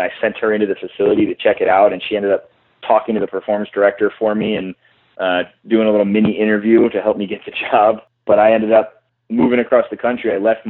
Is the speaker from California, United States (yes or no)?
yes; California, United States; Yeah, so I'm from California originally, and I always wanted to get back out to California. I love Southern California.